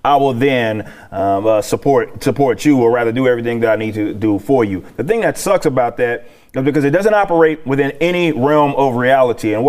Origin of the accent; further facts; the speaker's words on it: Texas, United States; I'm from Texas. I lived in South Texas